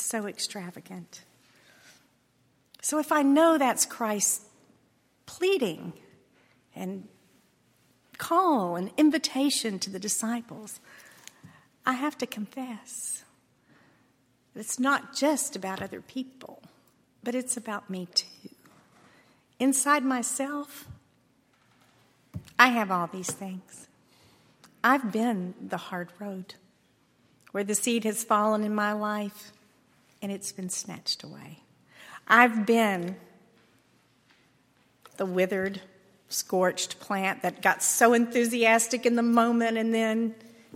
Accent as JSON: {"language": "English", "region": "Texas", "country": "United States", "tie": "born or raised there", "said": "I grew up in Texas on a ranch where it's hard to get things to grow in Texas soil."}